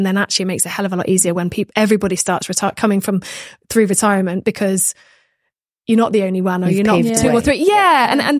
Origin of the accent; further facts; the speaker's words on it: Minehead, South West England, United Kingdom; I'm just from Minehead. Like, I just played rugby and now I'm here